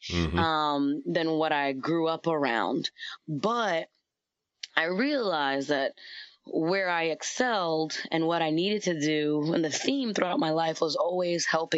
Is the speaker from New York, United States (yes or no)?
yes; New York, United States; I'm from New York